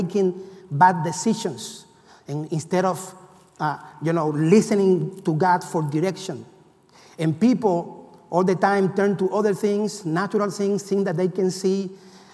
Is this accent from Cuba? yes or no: yes; Cuba; moved away; I come from Cuba